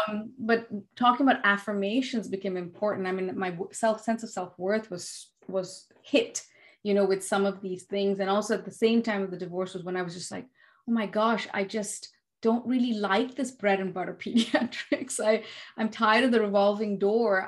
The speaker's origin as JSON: {"language": "English", "country": "India", "said": "being an Indian"}